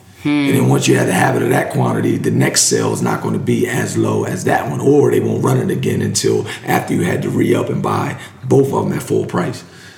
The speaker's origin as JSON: {"language": "English", "region": "New Jersey", "country": "United States", "said": "So, I'm from New Jersey."}